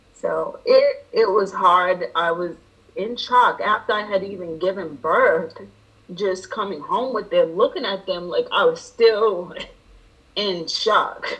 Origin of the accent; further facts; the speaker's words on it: Rhode Island, United States; moved away as an adult; now in Georgia, United States; I am originally from Rhode Island